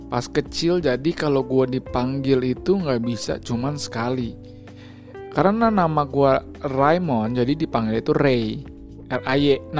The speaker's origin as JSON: {"language": "Indonesian", "region": "Jakarta", "country": "Indonesia", "tie": "born or raised there", "said": "lahirnya juga di Jakarta kalau mau ke toilet juga di Jakarta makanya itu gue sebut sebagai anak Jakarta tepatnya gue itu be berada berkubuh di Jakarta Utara di mana tuh Kelapa Gading"}